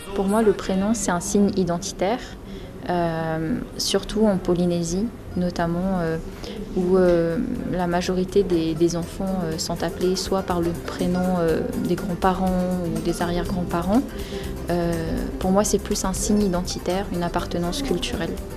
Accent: New Caledonia; also born or lived in Metropolitan France; now in France; je suis née en Nouvelle-Calédonie

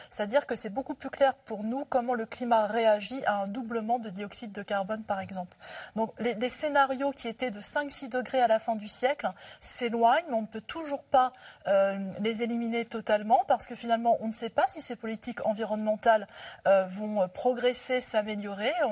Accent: Hauts-de-France, France; moi, je suis originaire des Hauts-de-France. Il y a eu la reconversion des mines.

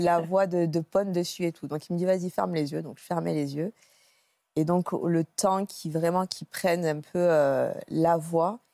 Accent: Cannes, Provence-Alpes-Côte d'Azur, France; je suis originaire de Cannes, je faisais mes études à Aix.

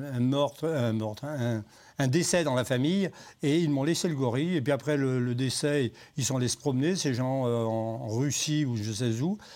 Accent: Saint-Joseph, Auvergne-Rhône-Alpes, France; also born or lived in Saint-Martin-en-Haut, Rhône; now in Saint-Martin-la-Plaine, France; Je, suis arrivé à Saint-Joseph euh, quand j'avais 7 ans

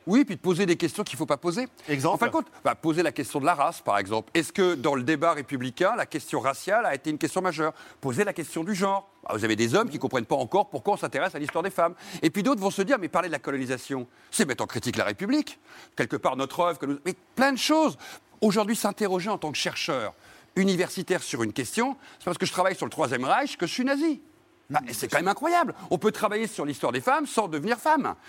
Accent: Brittany, France; petit breton comme moi

